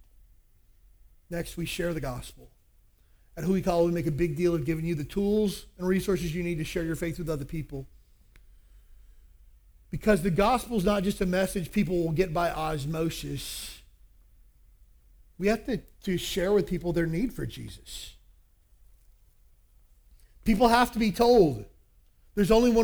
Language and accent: English; Kentucky, United States; I grew up in Kentucky